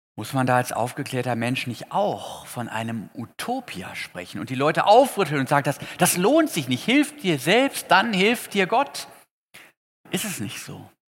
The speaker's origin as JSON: {"language": "German", "town": "Potsdam", "region": "Brandenburg", "country": "Germany", "said": "In Potsdam, wo ich herkomme"}